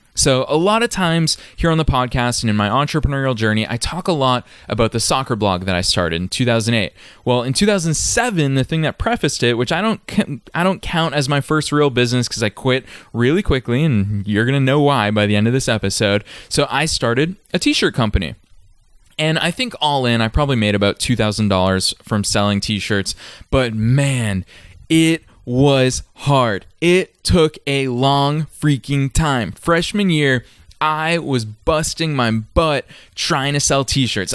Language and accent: English; Massachusetts, United States; I was just a middle-class kid from a random suburb in Massachusetts.